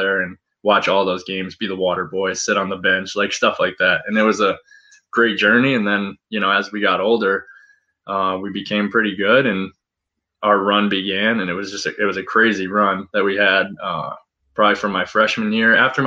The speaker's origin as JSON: {"language": "English", "town": "Scotia", "region": "New York", "country": "United States", "tie": "born or raised there", "said": "I grew up in Scotia, New York, really small part"}